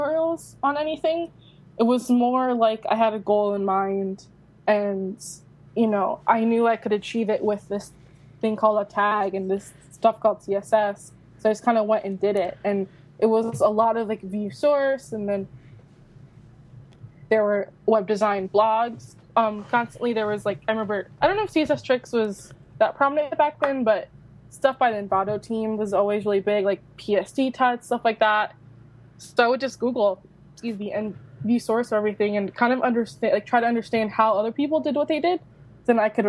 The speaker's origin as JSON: {"language": "English", "region": "Florida", "country": "United States", "moved": "as an adult", "lives_now": "New York City, United States", "said": "I'm from Florida. I moved here when I turned 18"}